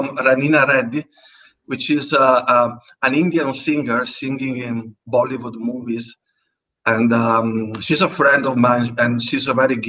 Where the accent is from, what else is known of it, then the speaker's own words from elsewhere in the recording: Italy; first language Italian; English is a second language; Italian is my first language